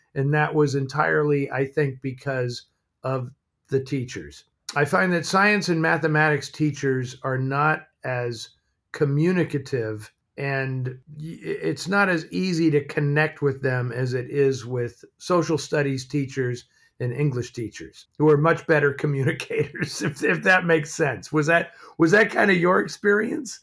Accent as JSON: {"language": "English", "town": "San Francisco", "region": "California", "country": "United States", "tie": "born or raised there", "said": "I grew up in San Francisco"}